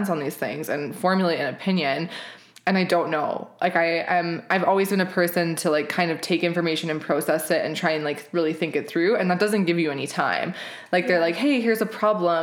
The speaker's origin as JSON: {"language": "English", "town": "Regina", "region": "Saskatchewan", "country": "Canada", "tie": "born or raised there", "moved": "as an adult", "lives_now": "Calgary, Canada", "said": "I am a Saskatchewan born and raised girl. I grew up in Regina."}